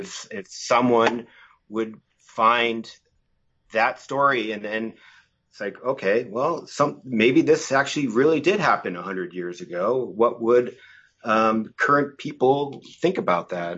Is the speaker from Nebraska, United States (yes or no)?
no; Massachusetts, United States; moved away as an adult; now in Los Angeles, United States; I'm originally from Massachusetts, uh, but I've been living here in L A for about twenty years now